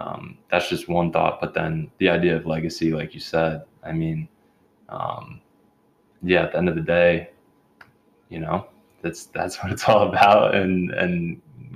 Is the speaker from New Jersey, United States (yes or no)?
yes; New Jersey, United States; moved away as an adult; I'm from New Jersey.